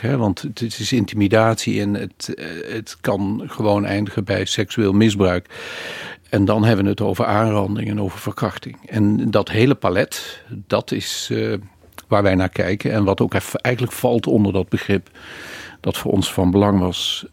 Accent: Maastricht, Limburg, Netherlands; Ik kom uit Maastricht, dat hoor je wel.

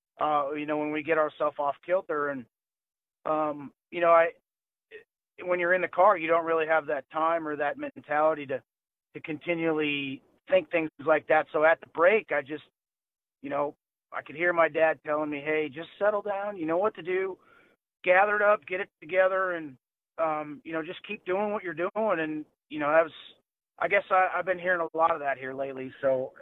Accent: North Dakota, United States; I'm from North Dakota.

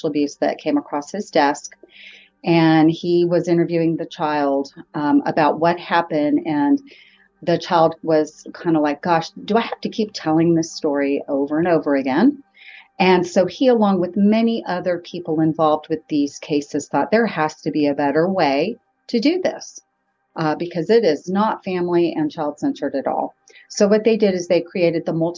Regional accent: Riverside, California, United States; moved away as an adult; now in Huntsville, United States; I am actually from Southern California, and I grew up in Riverside

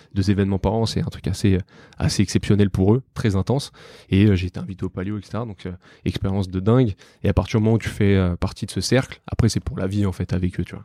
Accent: Paris, Île-de-France, France; je suis né, j'ai grandi à Paris, dans le 12e arrondissement.

